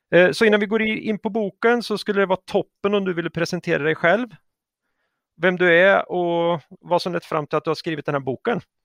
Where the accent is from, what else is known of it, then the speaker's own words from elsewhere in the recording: Sweden; vi är ju svenskar och vi pratar ju svenska